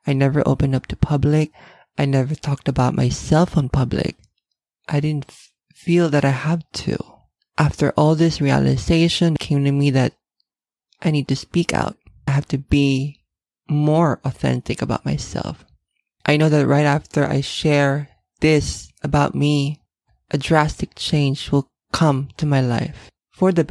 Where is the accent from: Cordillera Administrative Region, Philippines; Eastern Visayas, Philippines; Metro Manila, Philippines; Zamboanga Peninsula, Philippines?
Metro Manila, Philippines; Manila; I was born and raised in Manila, Philippines